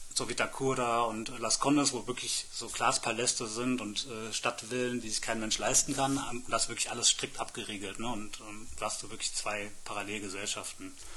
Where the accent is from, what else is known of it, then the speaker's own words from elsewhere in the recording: Germany; wir als Deutsche